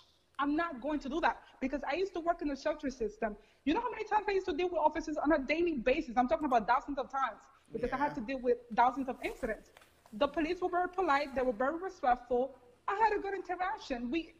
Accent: United States; I'm glad I'm an American. Like, thank God I was born here. Because if I would have been born in the Dominican Republic, and this is no shade to my parents' countries, obviously.

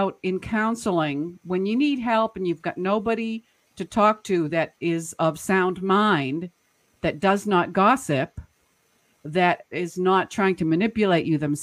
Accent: Boston, Massachusetts, United States; when I was growing up in Boston, Massachusetts area, I was the oldest of nine

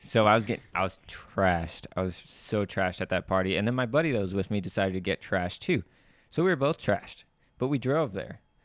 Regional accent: Camarillo, California, United States; also born or lived in Puerto Rico; my dad got a job in California, moved over to California

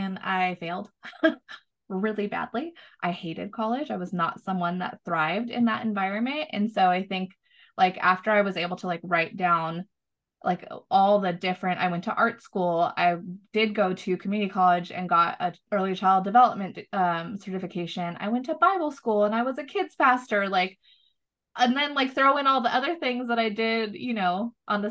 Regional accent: Southern California, United States; moved away as an adult; now in Austin, United States; we grew up in Southern California

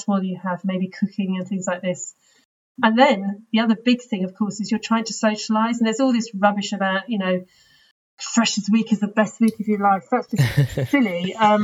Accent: London, United Kingdom; I was from London, but actually was in Hall in UCL

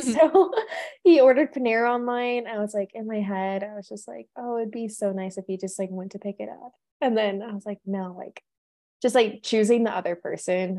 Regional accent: California, United States; moved away as an adult; now in Colorado, United States; I am from California.

